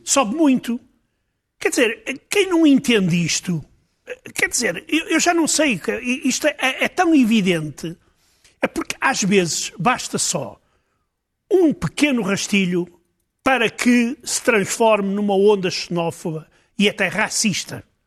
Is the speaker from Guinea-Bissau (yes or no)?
no; Portugal; como português